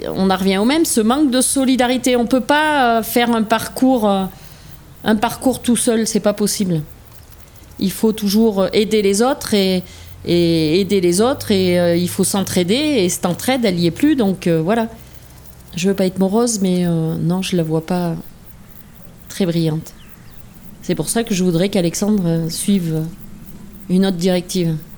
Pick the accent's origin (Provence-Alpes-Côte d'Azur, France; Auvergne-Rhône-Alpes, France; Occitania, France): Auvergne-Rhône-Alpes, France; La Chavade, Puy-de-Dôme; je suis née à La Chavade, commune du Val-Belay, dans le Puy-de-Dôme